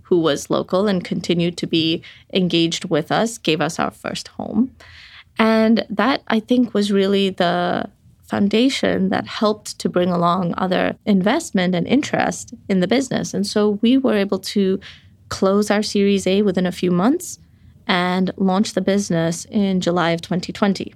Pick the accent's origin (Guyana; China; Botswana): Botswana; moved away; I grew up in Botswana where we were in the nineties dealing with an H I V epidemic